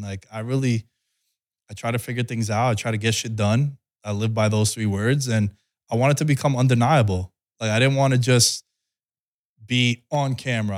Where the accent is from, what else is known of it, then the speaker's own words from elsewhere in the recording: New York, United States; moved away as an adult; now in Las Vegas, United States; grow up in New York